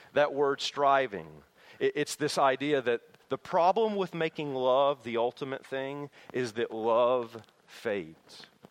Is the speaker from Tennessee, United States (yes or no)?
yes; Tennessee, United States; my hometown in Tennessee